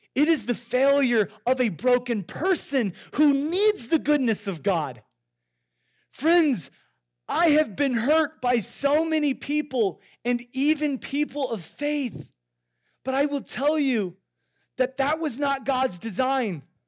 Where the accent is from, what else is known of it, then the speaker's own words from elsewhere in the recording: Iowa, United States; I grew up in Iowa